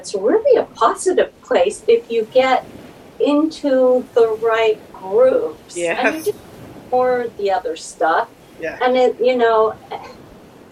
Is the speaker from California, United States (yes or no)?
yes; Southern California, United States; I grew up in Southern California, and now I'm on the Central Coast of California.